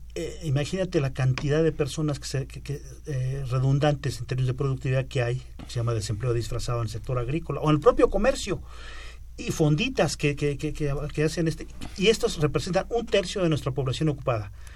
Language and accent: Spanish; Mexico; como mexicano